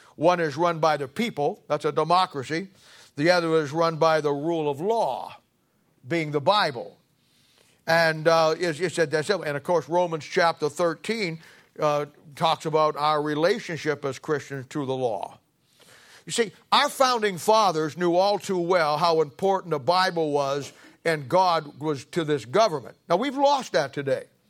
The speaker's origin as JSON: {"language": "English", "country": "United States", "said": "I'm an American."}